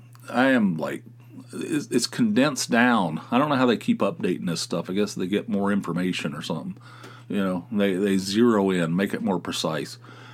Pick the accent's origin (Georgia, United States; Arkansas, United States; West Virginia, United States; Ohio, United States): West Virginia, United States; moved away; also born or lived in California; I grew up in West Virginia. I have a slight accent.